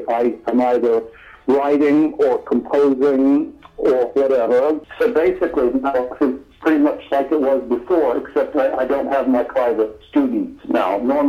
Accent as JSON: {"language": "English", "region": "Oklahoma", "country": "United States", "tie": "born or raised there", "moved": "yes", "said": "I was born in Oklahoma."}